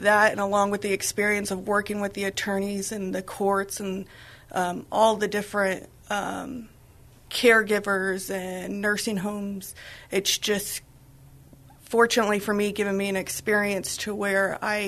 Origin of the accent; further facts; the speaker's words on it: San Antonio, Texas, United States; also born or lived in Dallas-Fort Worth, Texas / Austin, Texas; I was born and raised here in San Antonio